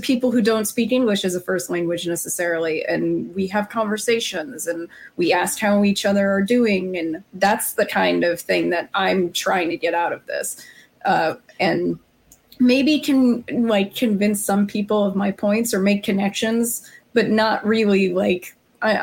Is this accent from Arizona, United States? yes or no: yes; Arizona, United States; moved away; I'm from Arizona originally